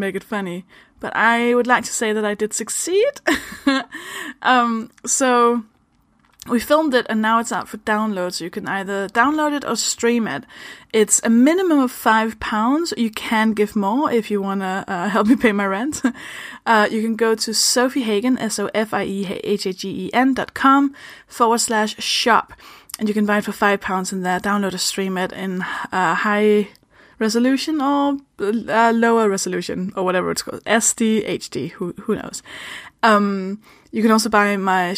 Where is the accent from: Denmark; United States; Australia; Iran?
Denmark; English is a second language; moved away; I'm from Denmark. That's why I speak like this